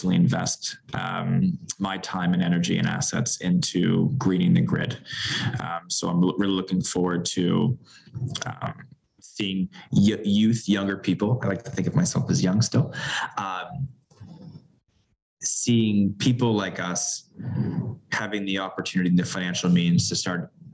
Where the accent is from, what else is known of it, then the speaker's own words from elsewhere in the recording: Canada; as a Canadian